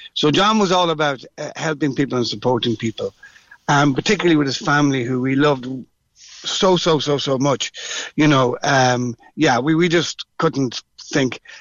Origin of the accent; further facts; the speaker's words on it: Dublin, Leinster, Ireland; I'm from Dublin